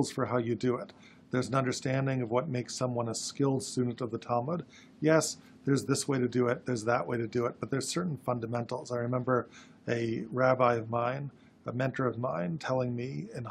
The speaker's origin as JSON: {"language": "English", "town": "Berkeley", "region": "California", "country": "United States", "tie": "born or raised there", "said": "I grew up in Berkeley, California"}